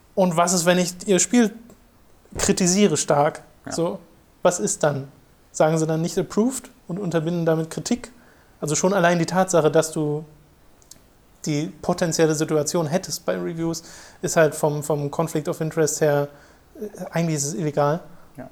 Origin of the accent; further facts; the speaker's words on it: Germany; bei uns in Deutschland